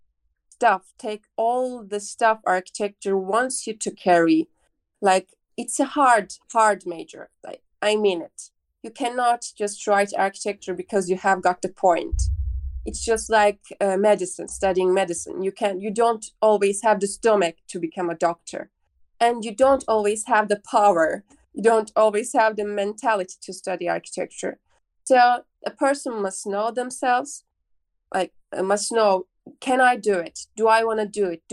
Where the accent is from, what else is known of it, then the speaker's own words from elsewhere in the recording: Baku, Azerbaijan; moved away as an adult; now in Izmir, Turkey; I'm from Azerbaijan, Baku. I live in Baku, but I'm here in Izmir to study university.